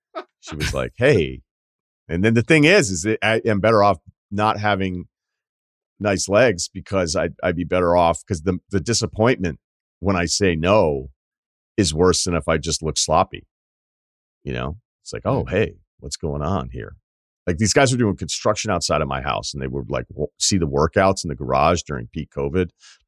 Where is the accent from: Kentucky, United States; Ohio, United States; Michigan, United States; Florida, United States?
Ohio, United States; So I grew up in Ohio